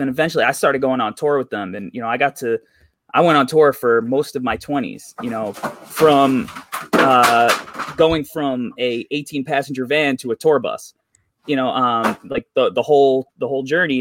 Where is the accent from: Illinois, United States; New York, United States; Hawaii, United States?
New York, United States; I'm from New York